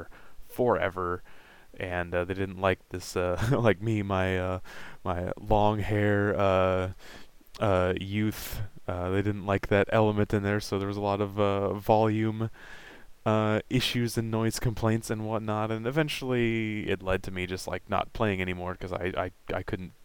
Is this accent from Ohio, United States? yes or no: no; Vancouver, Washington, United States; I was born in Vancouver, Washington in 1991 and had, a fairly normal childhood for the time.